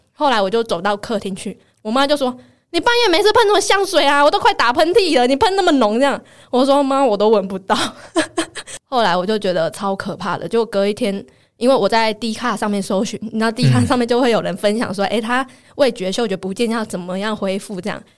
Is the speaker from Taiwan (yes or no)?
yes; Taiwan; accent: Taiwanese-accented Mandarin (臭林呆); 或者像我讲话比较没有那么字正腔圆， 就比较没有像这样子，然后比较没有大陆腔